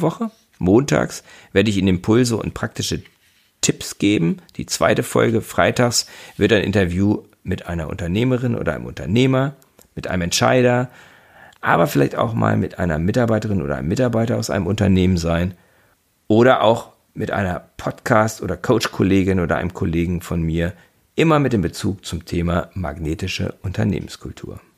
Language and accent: German; Göttingen, Lower Saxony, Germany; moved away as an adult; now in Bremen, Germany; Gebürtig bin ich aus Göttingen und lebe seit fünfundzwanzig Jahren in Bremen